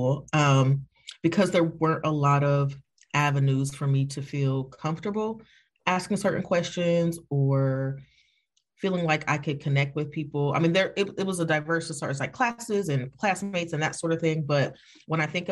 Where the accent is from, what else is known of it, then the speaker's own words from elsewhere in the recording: Evanston, Illinois, United States; I'm from Evanston. Y'all gonna get all of this Evanston